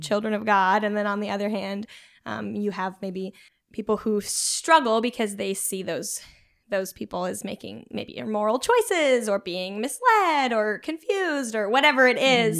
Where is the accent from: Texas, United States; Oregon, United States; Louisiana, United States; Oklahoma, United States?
Oregon, United States; Junction City; I grew up in Junction City, which which is just outside